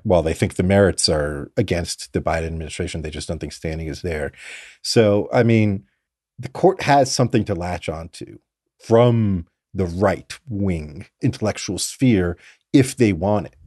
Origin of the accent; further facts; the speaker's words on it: Fort Lauderdale, Florida, United States; I grew up in South Florida in Fort Lauderdale